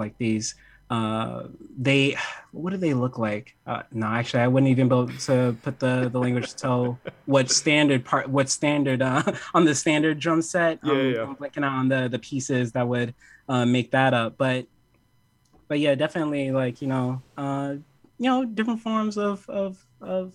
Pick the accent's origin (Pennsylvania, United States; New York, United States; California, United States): New York, United States; New York City; I'm from Harlem